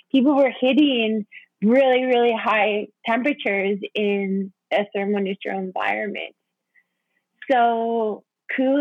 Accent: Saskatchewan, Canada; I'm from Saskatchewan

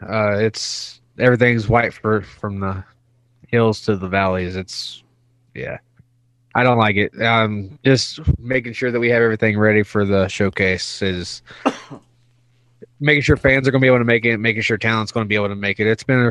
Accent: East Coast, United States; Oh, it's kind of funny because I'm from the East Coast, and back home, when we get snow, like everything shuts down

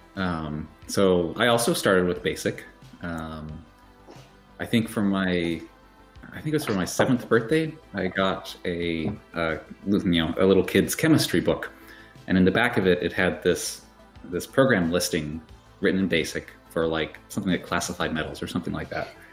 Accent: Utah, United States; now in Cambridge, Massachusetts, United States; I did grow up in Utah

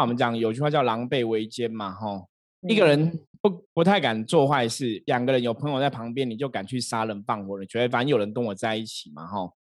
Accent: Taiwan; 我们都是台湾人

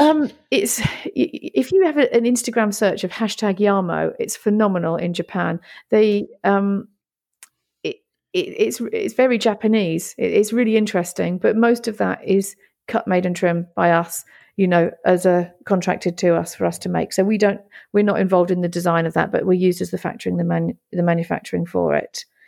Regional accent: Great Yarmouth, East of England, United Kingdom; moved away as an adult; also born or lived in Italy; Great Yarmouth is my hometown. It's where my family come from. It's where I've grown up.

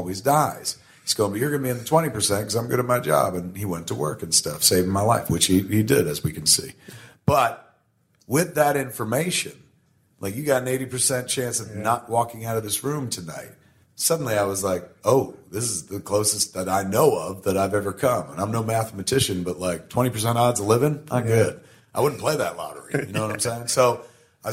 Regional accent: New Jersey, United States; We're from New Jersey, and when you grow up in the shadow of something greater than yourself, like New York City

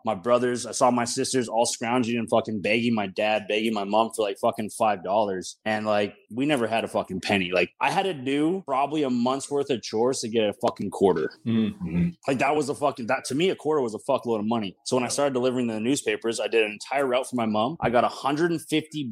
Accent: Calgary, Alberta, Canada; moved away as an adult; now in Mexico; Born and raised in Calgary, Alberta, Canada. I lived there my whole life

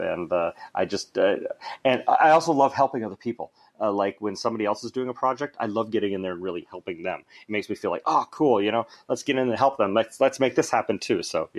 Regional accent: Alaska, United States; Well, the funny thing is I was born in Alaska. We had that conversation, and my father was a bush pilot, so we flew all over Alaska.

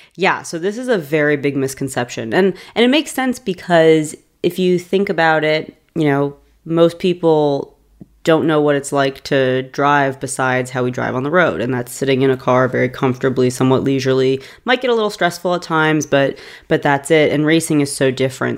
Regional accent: New York, United States; moved away as an adult; also born or lived in the South (US); now in US South; I am a New Yorker who is living in the South at this juncture

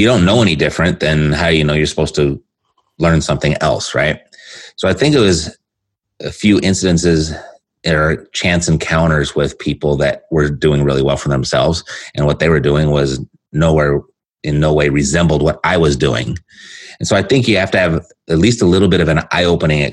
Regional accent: Southern California, United States; I'm born and raised in Southern California

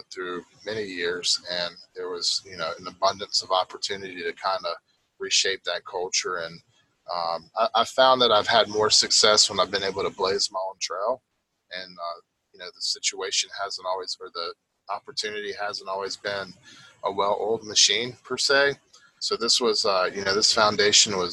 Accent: Raleigh, North Carolina, United States; I'm from Raleigh

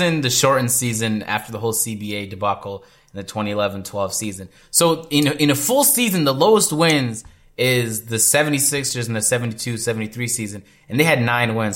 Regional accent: Toronto, Ontario, Canada; I'm from Toronto

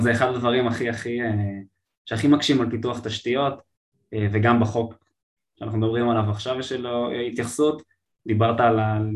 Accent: Israel

